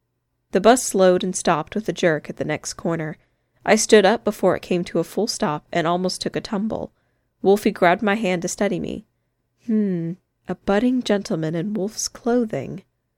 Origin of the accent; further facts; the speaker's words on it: Chicago, Illinois, United States; now in Indianapolis, United States; Growing up in Chicago, I never had to learn to drive, and so far, I'd done okay here too.